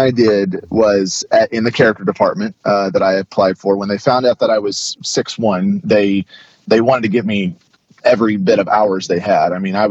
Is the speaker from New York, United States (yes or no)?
no; Tyler, Texas, United States; I was born and raised in Texas, moved around a lot when I was a kid, and then lived most of my young life in Tyler, Texas.